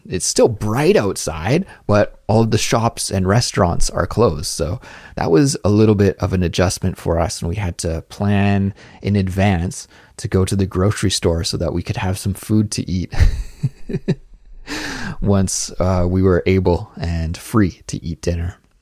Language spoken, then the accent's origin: English; Canada; moved away as an adult; now in Seoul, South Korea; my home country of Canada